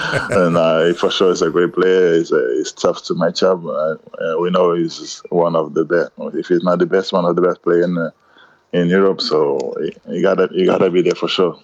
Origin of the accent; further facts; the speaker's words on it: Cape Verde; English is a second language; now in Madrid, Spain; I come from Cape Verde